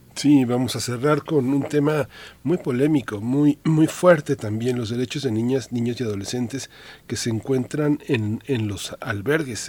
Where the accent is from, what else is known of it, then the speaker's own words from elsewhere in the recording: Mexico; somos mexicanos